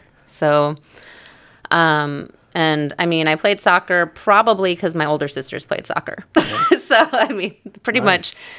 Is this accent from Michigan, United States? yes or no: yes; Kalamazoo, Michigan, United States; moved away; I'm from Michigan. Kalamazoo.